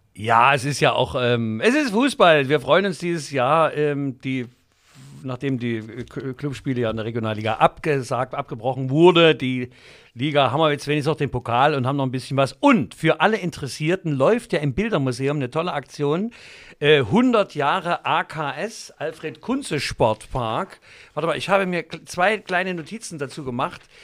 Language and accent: German; Leipzig, Saxony, Germany; Wir sind aufgewachsen in den Rosental.